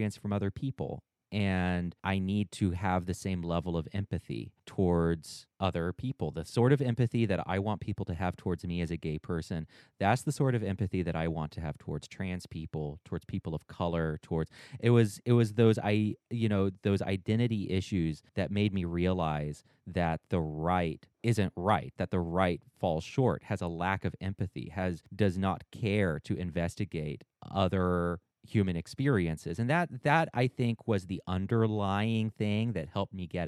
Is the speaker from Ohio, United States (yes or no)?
no; North Carolina, United States; I'm a Southerner. I'm here in North Carolina, raised in an ultra conservative family